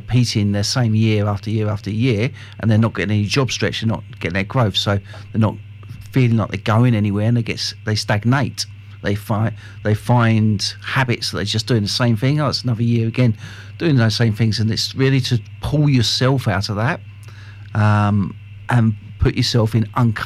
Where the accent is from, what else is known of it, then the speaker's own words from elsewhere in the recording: United Kingdom; especially being British